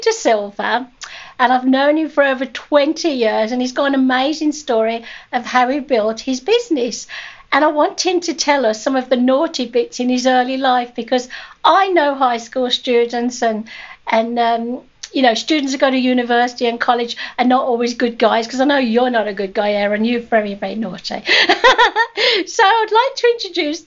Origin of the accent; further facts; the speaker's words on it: England, United Kingdom; moved away as an adult; now in Canada; I was brought up in England and my kids came here